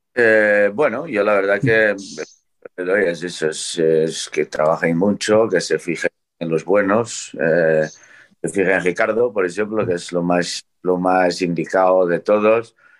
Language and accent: Spanish; Portugal; now in Spain; soy el, primero portugués con licencia española